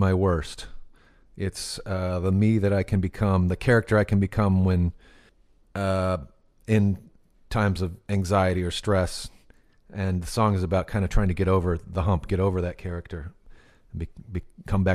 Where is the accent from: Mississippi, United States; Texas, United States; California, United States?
Texas, United States; Temple; growing up in Temple, Texas